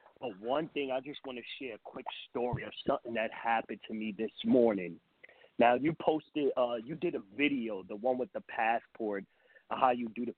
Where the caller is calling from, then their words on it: New York, United States; Peace. I'm from New York.